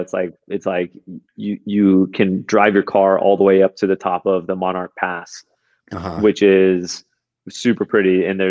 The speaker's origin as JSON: {"language": "English", "region": "Florida", "country": "United States", "tie": "born or raised there", "said": "I grew up in Florida"}